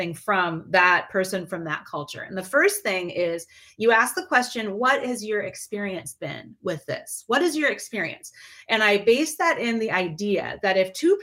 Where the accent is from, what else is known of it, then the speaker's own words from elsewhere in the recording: Midwest, United States; my experience growing up in the Midwest is very different than my best friend's experience.